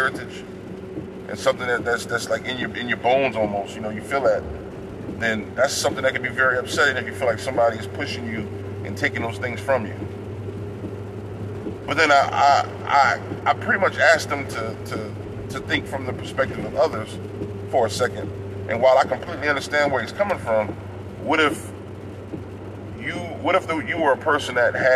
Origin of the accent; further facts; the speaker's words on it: San Bernardino, California, United States; moved away as an adult; also born or lived in New Iberia, Louisiana / Broussard, Louisiana / Lafayette, Louisiana; I'm from California, born and raised, San Bernardino, California.